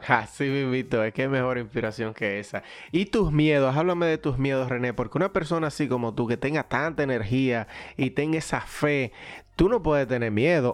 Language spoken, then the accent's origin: Spanish; Dominican Republic; dominicanos que somos